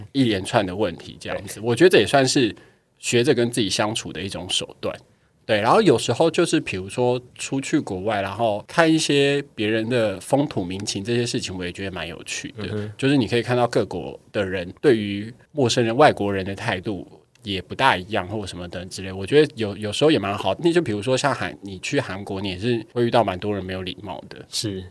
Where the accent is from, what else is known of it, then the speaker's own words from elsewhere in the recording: Taiwan; 我在台湾，我就是台湾人